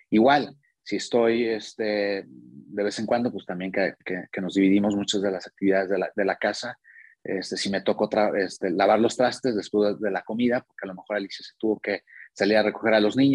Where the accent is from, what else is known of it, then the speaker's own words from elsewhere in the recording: Monterrey, Nuevo León, Mexico; moved away as an adult; now in Querétaro, Mexico; ahora vivimos en Querétaro desde hace, desde hace un tiempo, pero bueno, venimos de Monterrey y fue por, mi trabajo, ¿no?